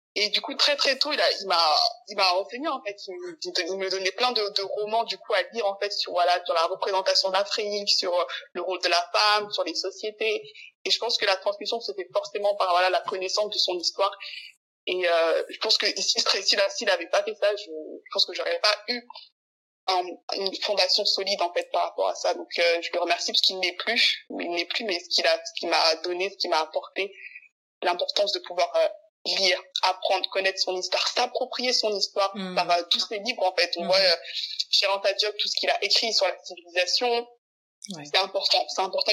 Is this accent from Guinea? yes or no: no; France; je suis née en France